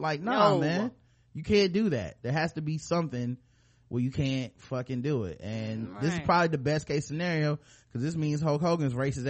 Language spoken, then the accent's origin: English; Florida, United States; I mean, I'm from Florida.